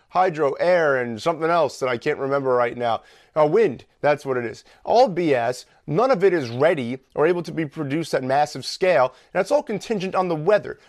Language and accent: English; New York, United States; we grew up in New York